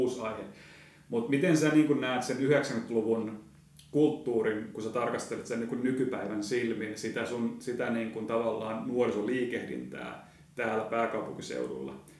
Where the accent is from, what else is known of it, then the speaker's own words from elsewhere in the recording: Seinäjoki, South Ostrobothnia, Finland; moved away; Mä oon itse Seinäjoelta